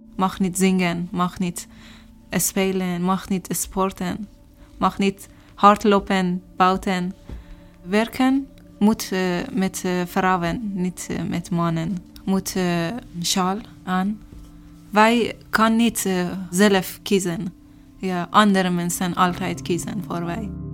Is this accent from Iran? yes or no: yes; Iran; Dutch is a second language; moved away as an adult; also born or lived in Turkey; now in Netherlands; Ik kom uit Iran.